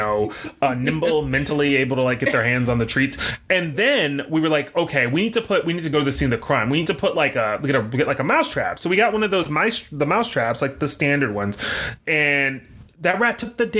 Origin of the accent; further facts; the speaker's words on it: the South, United States; I grew up in the South